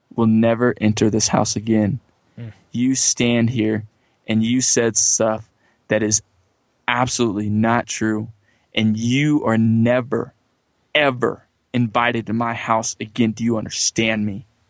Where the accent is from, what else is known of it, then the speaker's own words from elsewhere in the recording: California, United States; also born or lived in Johnson City, Tennessee; I'm originally from California